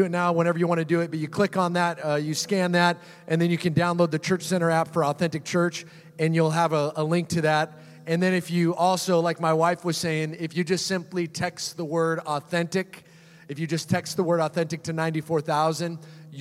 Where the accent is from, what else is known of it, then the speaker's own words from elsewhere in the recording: Seattle, Washington, United States; also born or lived in Orange County, California; now in California, United States; I grew up in Seattle, Washington